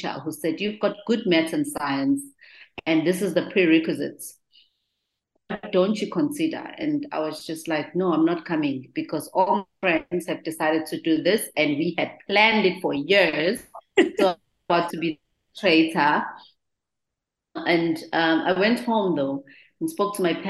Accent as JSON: {"language": "English", "town": "Durban", "region": "KwaZulu-Natal", "country": "South Africa", "tie": "born or raised there", "said": "I grew up in the Clermont Township in Durban."}